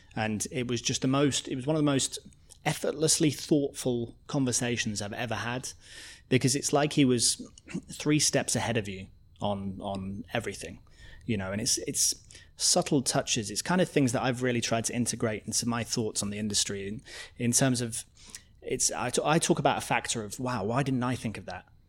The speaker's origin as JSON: {"language": "English", "town": "Coventry", "region": "West Midlands", "country": "United Kingdom", "tie": "born or raised there", "also_born_or_lived": "Edinburgh", "moved": "yes", "lives_now": "London, United Kingdom", "said": "growing up in Coventry, Coventry is just like nineteen fifties cement buildings"}